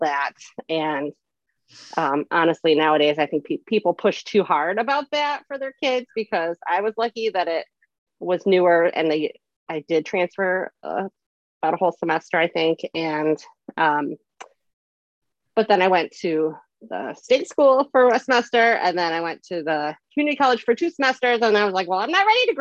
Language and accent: English; Syracuse, New York, United States; I'm from Syracuse, New York.